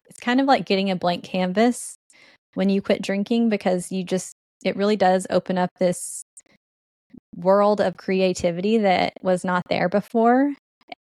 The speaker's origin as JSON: {"language": "English", "town": "Allen", "region": "Texas", "country": "United States", "tie": "born or raised there", "said": "I grew up in Allen, Texas. I was raised by my grandma"}